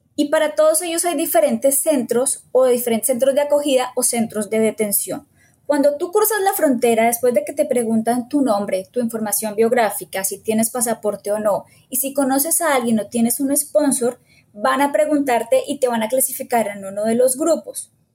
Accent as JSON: {"language": "Spanish", "region": "Bogotá", "country": "Colombia", "moved": "as an adult", "lives_now": "United States", "said": "soy de Bogotá, Colombia"}